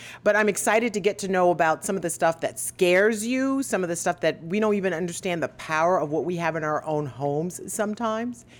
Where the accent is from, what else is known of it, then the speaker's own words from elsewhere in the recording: South Carolina, United States; now in Florida, United States; South Carolina, my home state, grows more peaches.